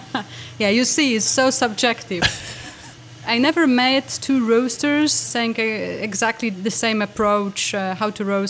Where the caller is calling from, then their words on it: Warsaw, Masovian Voivodeship, Poland; Warsaw, Poland. It's hot, absolutely hot here.